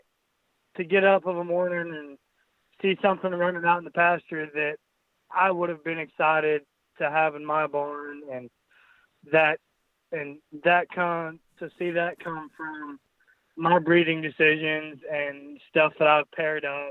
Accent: Mullin, Texas, United States; I grew up in Mullen, Texas, and the lamb deal's just always kind of been a part of my family

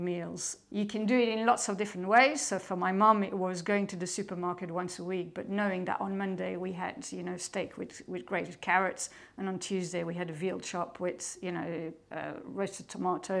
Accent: Belgium; English is a second language; now in United Kingdom; I'm originally from Belgium

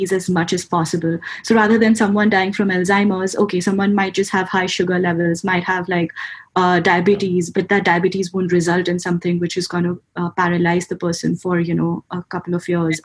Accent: India; moved away as an adult; also born or lived in Pune, India; a degree course, which was about 24 hours away from my hometown, in a different state, in a different, city called Pune in India

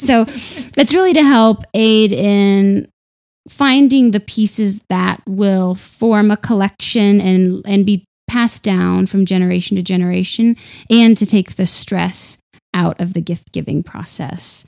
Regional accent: Denver, Colorado, United States; moved away as an adult; also born or lived in London; I'm from Denver. I'd never left before.

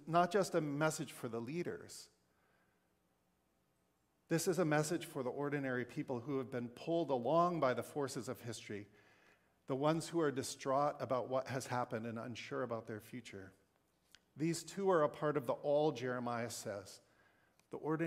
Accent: the West, Wyoming, Montana, United States; moved away; I grew up in the West, in Montana, in Wyoming, a land shaped by a dominant white culture

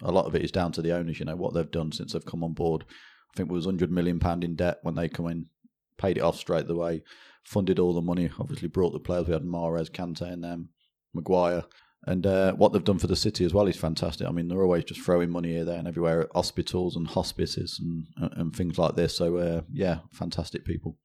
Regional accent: Leicester, East Midlands, United Kingdom; born and bred in Leicester

